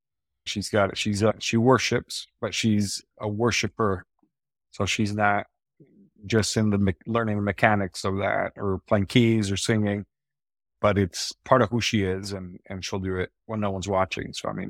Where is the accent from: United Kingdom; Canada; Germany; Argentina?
Argentina; also born or lived in Wisconsin, United States; So as a missionary kid, you know, I was born in Wisconsin. And then my parents felt the call to go down to Argentina as missionaries.